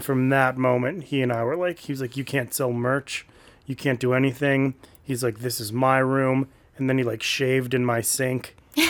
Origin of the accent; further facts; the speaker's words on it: suburb of Detroit, Michigan, United States; I'm from a suburb of Detroit.